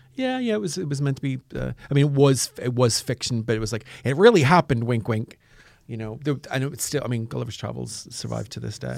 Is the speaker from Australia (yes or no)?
no; Northern Ireland, United Kingdom; now in London, United Kingdom; I'm from Northern Ireland, and I was in a bomb blast when I was very young